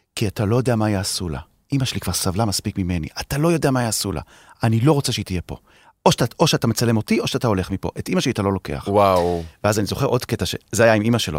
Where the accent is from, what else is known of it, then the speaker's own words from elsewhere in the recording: Haifa, Haifa District, Israel; אני כחיפאי